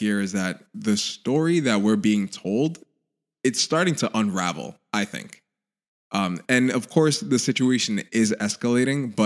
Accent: Haiti; my home country, Haiti

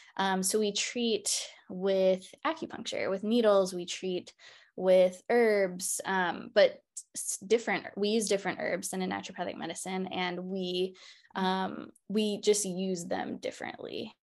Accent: Baltimore, Maryland, United States; moved away; also born or lived in Seattle, Washington; I am originally from Baltimore, Maryland

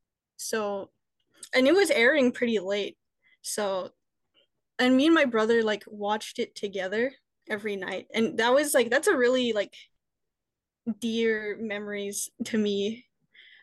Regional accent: Canada; since I am Canadian

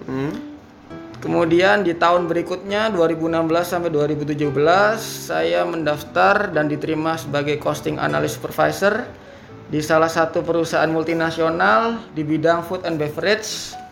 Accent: Pasuruan, East Java, Indonesia; Asli Jawa Timur, lahir di Pasuruan 29 tahun yang lalu.

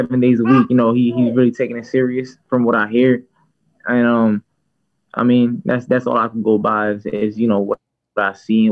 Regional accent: United States; It was near my hometown

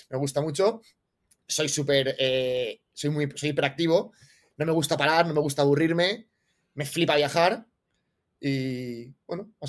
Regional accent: Valencia, Valencian Community, Spain; also born or lived in Barcelona / Australia; Soy de Valencia, ¿vale? Nací, en Valencia

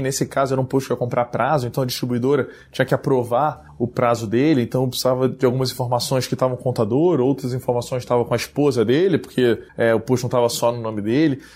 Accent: Rio de Janeiro, Brazil; moved away as an adult; eu sou carioca, nasci no Rio de Janeiro, morei lá quase toda a minha vida, até dois anos atrás

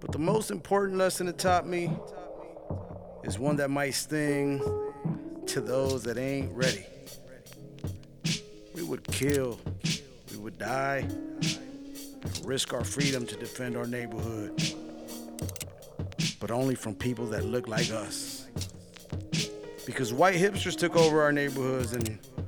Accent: Los Angeles, California, United States; I grew up in Los Angeles, Silver Lake / Echo Park

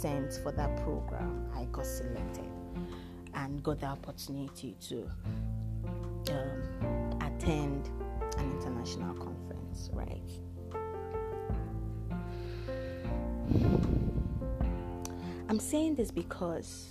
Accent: Nigeria; I am the only Nigerian in the fellowship program

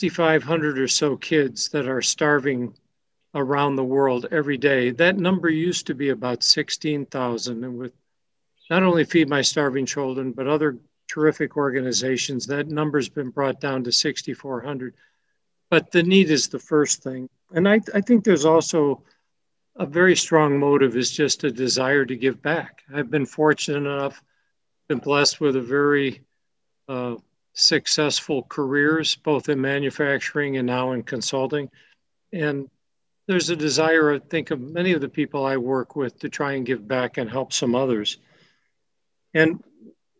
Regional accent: Chicago, Illinois, United States; I grew up in the Chicago area

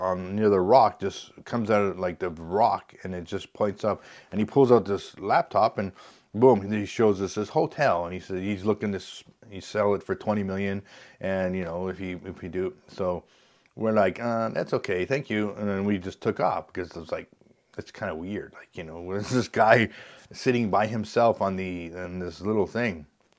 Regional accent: Canada; because we found out we're from Canada

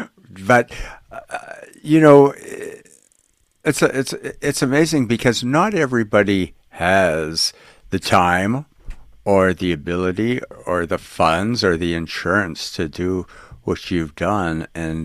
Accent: Winnipeg, Manitoba, Canada; moved away; I'm from Winnipeg, Manitoba, up in Canada

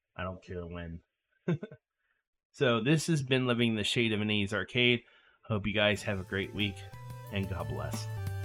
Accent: York, Pennsylvania, United States; moved away as an adult; I moved away from York for good, which is pretty much right after college

